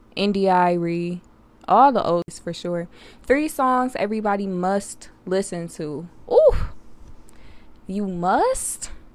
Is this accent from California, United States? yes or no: no; Detroit, Michigan, United States; born and raised in Detroit, my baby, I'm twenty-one